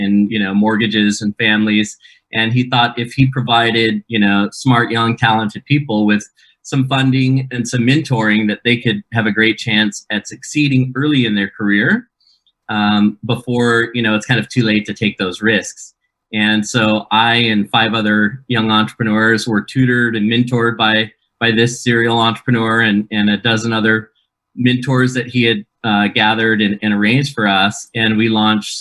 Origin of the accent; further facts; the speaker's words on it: Keizer, Oregon, United States; moved away as an adult; also born or lived in Provo, Utah; my hometown of Kaiser, Oregon